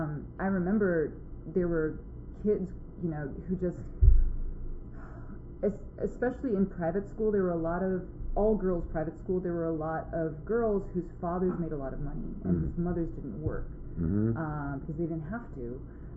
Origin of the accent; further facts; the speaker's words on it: Manhattan, New York, United States; Growing up in Manhattan, you grow up fast in ways that aren't necessarily, you know, par for the course with your age.